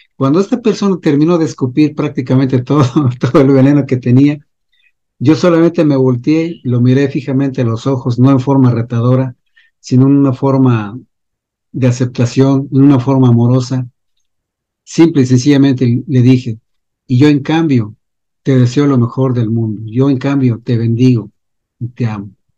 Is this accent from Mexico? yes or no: yes; Mexico; yo soy de México